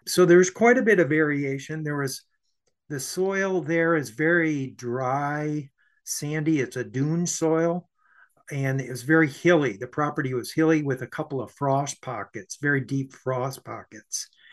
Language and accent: English; Saginaw, Michigan, United States; my hometown, Saginaw, Michigan